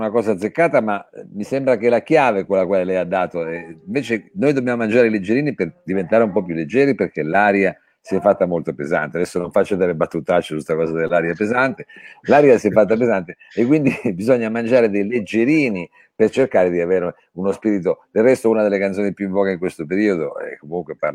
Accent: Turin, Piedmont, Italy; ritorniamo da torinesi al diminutivo, me lo lasci dire, e qui l'importante il diminutivo, cioè che è anche molto piemontese qualcosa

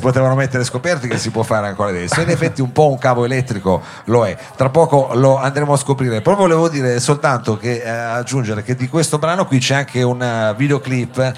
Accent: Turin, Piedmont, Italy; siamo torinesi

